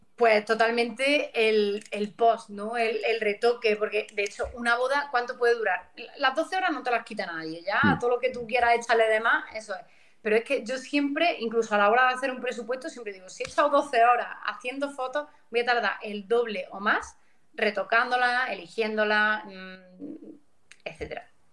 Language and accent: Spanish; Pozoblanco, Andalusia, Spain; vengo de Córdoba, aunque de una zona bastante rural, como es el Valle de los Pedroches